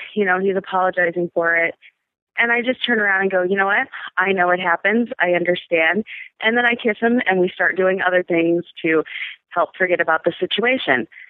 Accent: Midwest, United States; I am from the Midwest, 36 year old straight woman, divorced

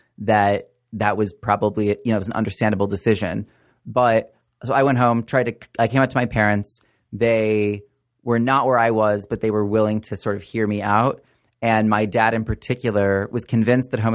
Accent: Wichita, Kansas, United States; moved away as an adult; also born or lived in Harvard; I grew up in Wichita, Kansas, in a conservative evangelical church

